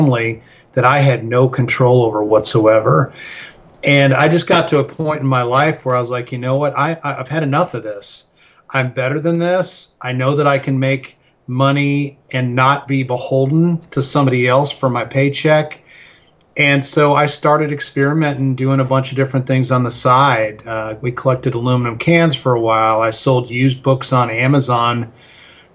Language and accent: English; Chicago, Illinois, United States; moved away as an adult; also born or lived in Colorado Springs, Colorado / Lubbock, Texas / Houston, Texas; now in Stephenville, Texas, United States; I grew up in the Chicago area